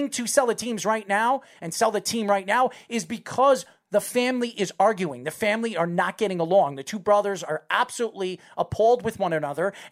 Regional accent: New York, United States; I'm from New York.

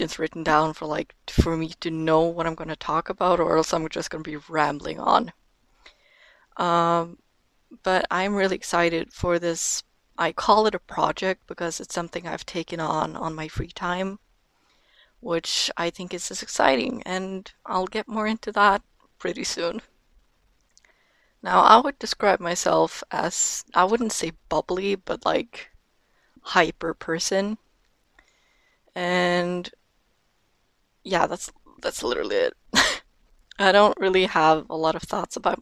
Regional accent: Norway; first language Norwegian; English is a second language; I am 18 years old and I am from Norway

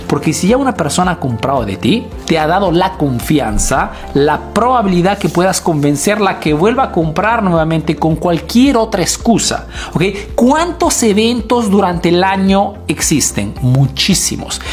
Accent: Peru; now in Italy

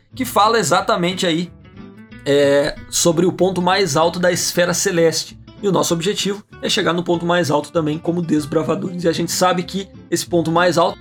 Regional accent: Santo Ângelo, Rio Grande do Sul, Brazil; accent: gaúcho regional dialect (bah, tchê); o nosso sotaque, a forma da gente falar, de vez em quando pode sair uns bah, Bate. uns tchê, mas isso faz parte do nosso dialeto regional aqui.

